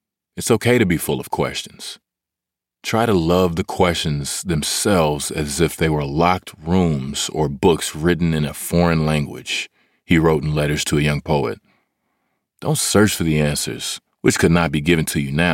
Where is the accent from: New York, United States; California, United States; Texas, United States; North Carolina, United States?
Texas, United States; Hutchins; I am originally from Hutchins, Texas